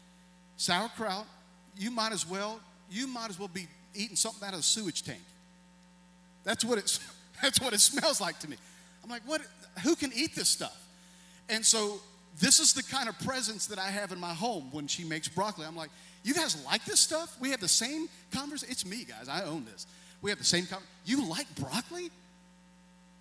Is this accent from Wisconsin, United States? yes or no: no; Tennessee, United States; I'm from Tennessee